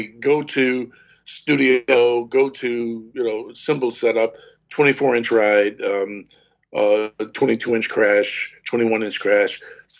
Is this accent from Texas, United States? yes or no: yes; Houston, Texas, United States; Well, being from Texas and my mom being from Louisiana and hanging from, you know, we're from Houston. So therefore, New Orleans is just what, you know, 3.5 hours away.